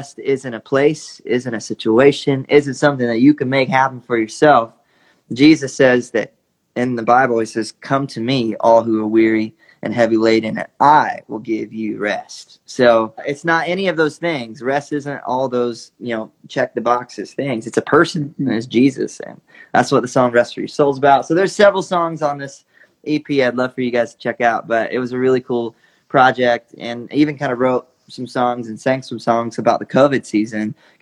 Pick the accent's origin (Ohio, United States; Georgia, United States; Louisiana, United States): Georgia, United States; an 8-year-old kid growing up in Georgia